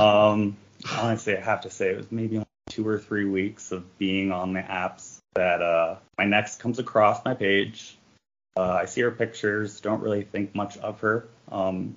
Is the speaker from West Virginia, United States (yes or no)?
no; D.C., District of Columbia, United States; I grew up right outside Washington, D.C., a good area, very conservative Catholic family